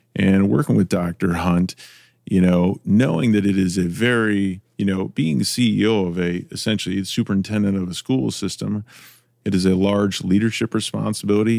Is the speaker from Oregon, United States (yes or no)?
no; Iowa, United States; now in Ohio, United States; I grew up in Iowa, so I didn't grow up in Ohio, but I grew up in Iowa